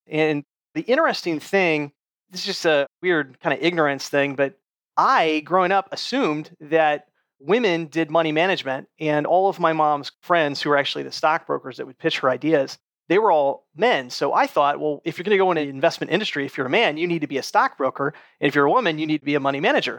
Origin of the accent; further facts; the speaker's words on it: United States; moved away as an adult; also born or lived in Middle East; growing up as an American